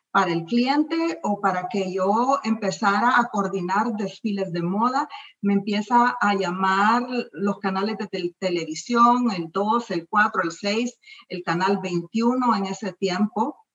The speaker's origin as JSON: {"language": "Spanish", "country": "El Salvador", "tie": "born or raised there", "also_born_or_lived": "Miami, United States", "moved": "as an adult", "lives_now": "United States", "said": "mi país, El Salvador"}